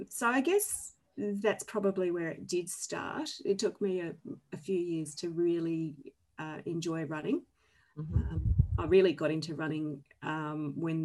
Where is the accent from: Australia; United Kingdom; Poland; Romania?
Australia; Hobart, Tasmania; I am a Tassie girl. I'm 50 years old, not 15.